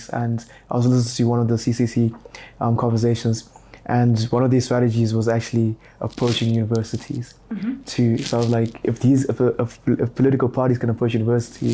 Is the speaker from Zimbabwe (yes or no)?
yes; Harare, Zimbabwe; now in Bulawayo, Zimbabwe; I actually grew up here in Harare and then I moved to Bulawayo, but this is my hometown